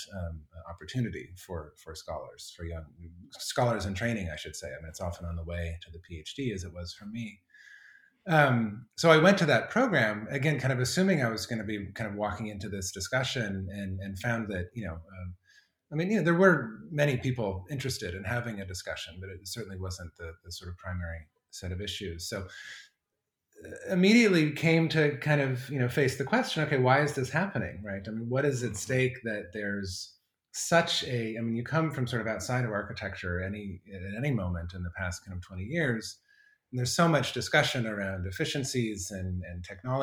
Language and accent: English; Colorado, United States; moved away; I grew up in Colorado